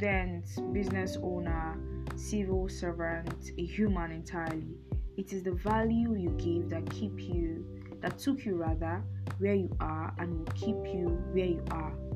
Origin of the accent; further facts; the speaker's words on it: Nigeria; as a Nigerian